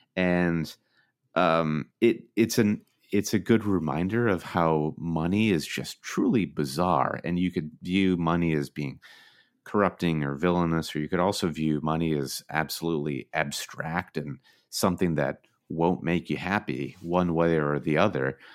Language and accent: English; Midwest, United States; moved away as an adult; now in New York, United States; we're from the Midwest, where Chicago is the metropolis, but we'd made the leap to come to the East Coast